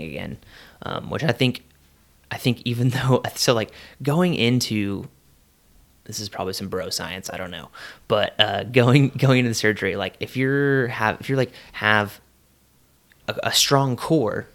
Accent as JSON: {"language": "English", "town": "Tulsa", "region": "Oklahoma", "country": "United States", "said": "we're from Tulsa, Oklahoma, and we're in Madison, Wisconsin"}